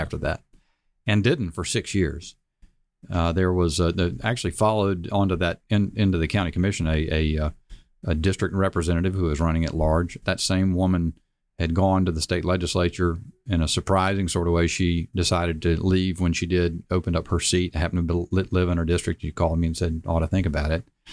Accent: Charlotte, North Carolina, United States; in Charlotte, uh, my hometown

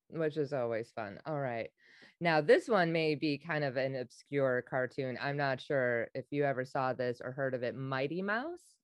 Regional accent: Wisconsin, United States; now in New York, United States; I'm originally from Wisconsin

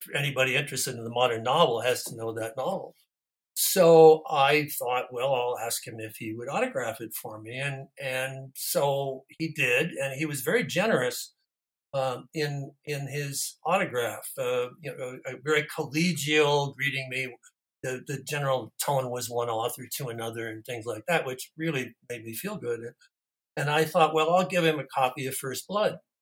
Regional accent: near Toronto, southern Ontario, Canada; moved away as an adult; also born or lived in United States; I was raised, born and raised in Canada in southern Ontario, near Toronto

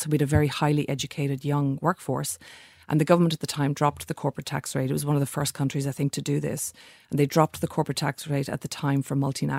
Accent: Ireland; now in Australia; I'm here in Australia. I'm Irish.

